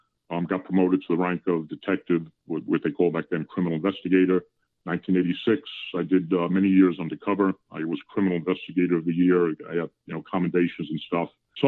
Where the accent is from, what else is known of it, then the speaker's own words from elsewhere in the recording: New York City, New York, United States; moved away as an adult; also born or lived in Virginia; I grew up in New York City.